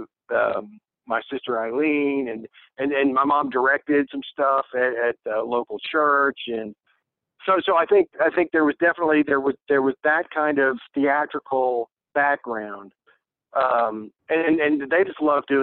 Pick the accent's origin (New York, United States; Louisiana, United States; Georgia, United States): Georgia, United States; Dalton; moved away as an adult; also born or lived in Cincinnati, Ohio / Cleveland, Ohio / Los Angeles; I was like three years old when they moved to Georgia